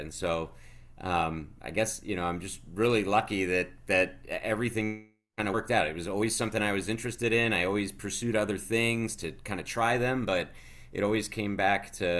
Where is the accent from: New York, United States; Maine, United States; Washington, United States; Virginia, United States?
New York, United States; Webster; And so I grew up local in Rochester, one of the suburbs called Webster